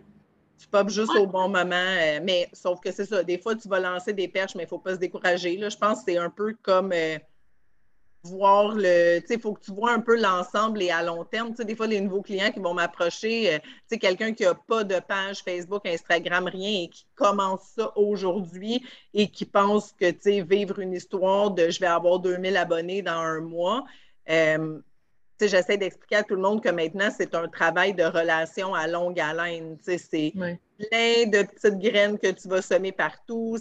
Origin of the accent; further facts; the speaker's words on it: Varennes, Quebec, Canada; je viens d'Arène